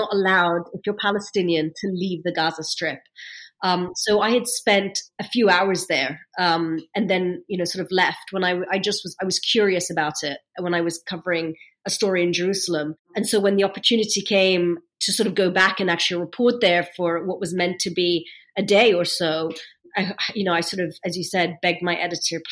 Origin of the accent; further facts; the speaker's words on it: London, United Kingdom; accent: British; also born or lived in Egypt; I was born in London. I have a British accent